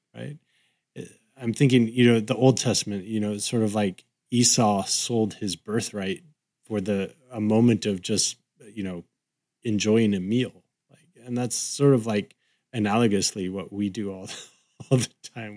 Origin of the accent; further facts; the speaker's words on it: Southern California, United States; I grew up in Southern California